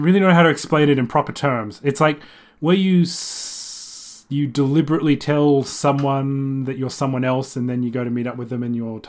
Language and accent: English; Sydney, New South Wales, Australia; also born or lived in Japan; when I was going to school in Sydney, when my primary school there